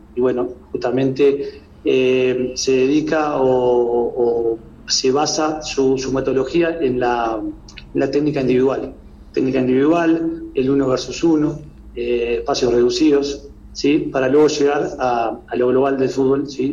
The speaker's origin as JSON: {"language": "Spanish", "country": "Uruguay", "moved": "yes", "lives_now": "Ecuador", "said": "como uruguayo"}